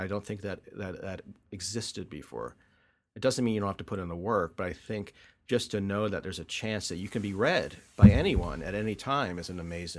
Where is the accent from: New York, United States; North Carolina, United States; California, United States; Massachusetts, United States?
North Carolina, United States; born there; Yeah, I was born in North Carolina.